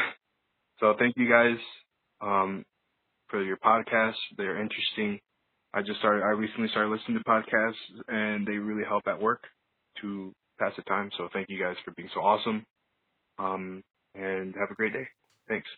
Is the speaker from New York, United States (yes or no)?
yes; Buffalo, New York, United States; I'm from Buffalo, New York